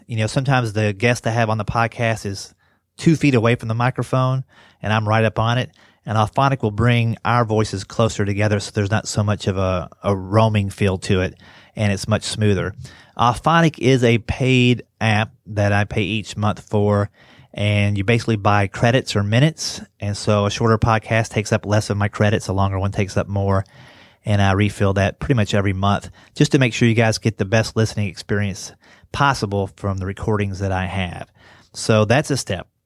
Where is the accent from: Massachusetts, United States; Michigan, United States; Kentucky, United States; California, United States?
Kentucky, United States; moved away; also born or lived in West Virginia; I grew up in Kentucky and went to school in West Virginia